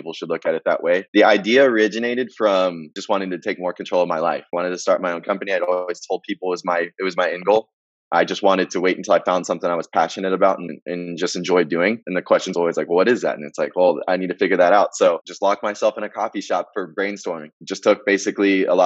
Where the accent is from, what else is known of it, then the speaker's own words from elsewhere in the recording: Marietta, Georgia, United States; moved away as an adult; I grew up in Marietta, Georgia, just north of the city of Atlanta, pretty much my whole life